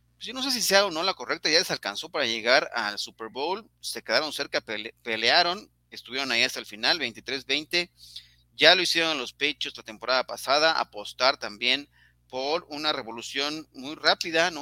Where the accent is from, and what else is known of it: Mexico